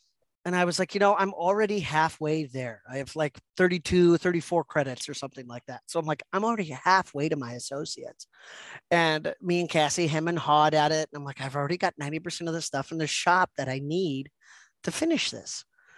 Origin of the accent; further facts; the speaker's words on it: United States; I'm like, well, I'm American. I'm a white male.